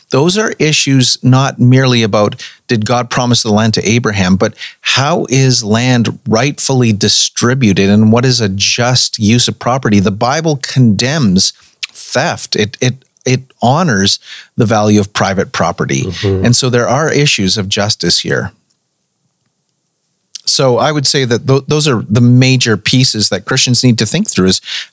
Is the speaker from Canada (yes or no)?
yes; Canada; before I am Canadian, before I am ethnically Caucasian